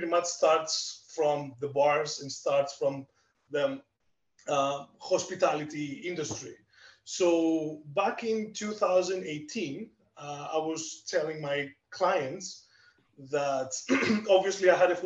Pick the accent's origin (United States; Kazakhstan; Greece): Greece; accent: Greek; English is a second language; moved away as an adult; now in Canada; I'm Greek. You can definitely tell from my accent